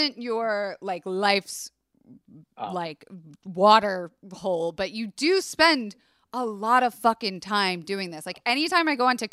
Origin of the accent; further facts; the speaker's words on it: Tampa, Florida, United States; I grew up in Tampa, Florida, which is a very conservative, leaning Republican, Southern, hospitality